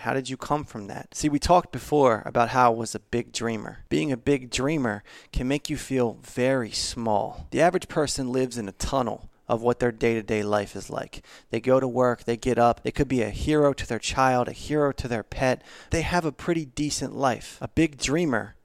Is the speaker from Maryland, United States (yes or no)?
yes; Baltimore, Maryland, United States; I'm from Baltimore